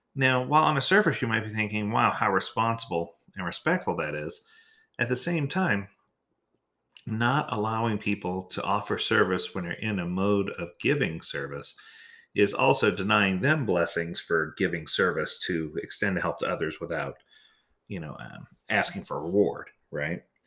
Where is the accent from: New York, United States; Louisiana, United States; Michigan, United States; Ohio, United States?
Louisiana, United States; New Orleans; moved away; I grew up in New Orleans, so I was ready for a hurricane